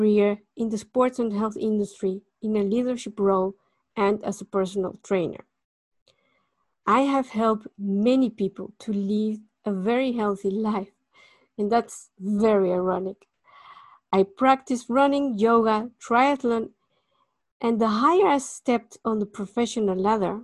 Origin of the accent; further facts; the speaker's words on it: Mexico City, Mexico; moved away as an adult; now in Netherlands; I was born in Mexico City in 1973